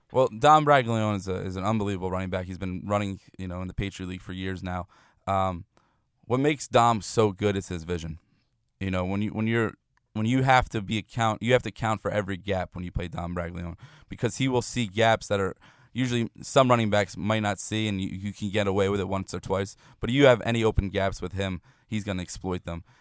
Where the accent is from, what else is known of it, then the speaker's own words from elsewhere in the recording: New Jersey, United States; moved away; growing up in New Jersey